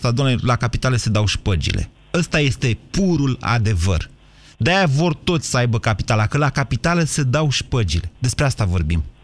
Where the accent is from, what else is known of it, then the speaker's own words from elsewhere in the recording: Romania; Țara rămâne România, iar noi toți suntem români.